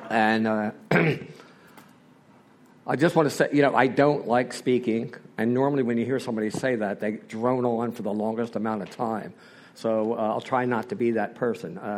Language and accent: English; Philadelphia, Pennsylvania, United States; Uh, I'm from Philadelphia. I'm one of those typical Irish Catholic boys from southwest Philadelphia. I was raised in a very normal family.